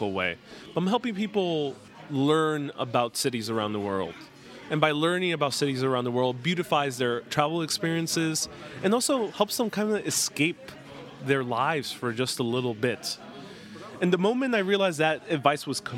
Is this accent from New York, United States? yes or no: yes; New York City, New York, United States; New York City, my hometown